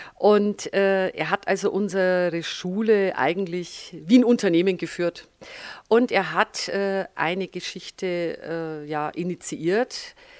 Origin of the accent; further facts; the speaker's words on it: Franconia, Bavaria, Germany; accent: Franconian; moved away as an adult; also born or lived in Upper Palatinate / Nuremberg; now in Füssen, Germany; ich bin in der Oberpfalz geboren, habe aber meine Schulzeit, meine Studienzeit und auch einen Großteil meiner beruflichen Zeit im Frankenland verbracht. Speziell in Oberfranken und Mittelfranken